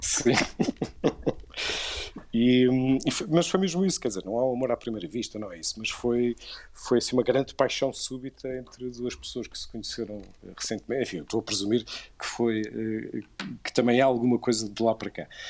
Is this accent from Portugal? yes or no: yes; Viseu, Centro, Portugal; eu sou de, sou de Viseu